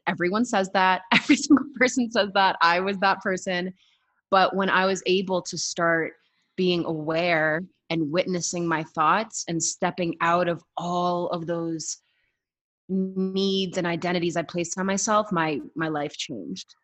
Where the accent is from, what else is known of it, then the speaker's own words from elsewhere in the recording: Boston, Massachusetts, United States; now in Colorado, United States; I am out of Colorado. I actually road tripped the country for a few months. I am originally from Boston, Massachusetts